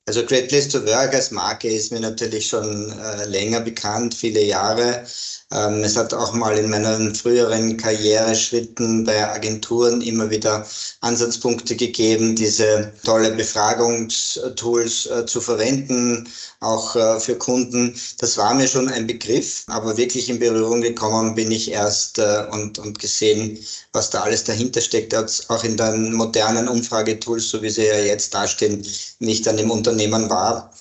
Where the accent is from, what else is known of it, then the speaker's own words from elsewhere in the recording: Graz, Styria, Austria; now in Vienna, Austria; ich bin ein, ein Grazer. Mhm. bin in Graz geboren, lebe aber schon sehr, sehr lange in Wien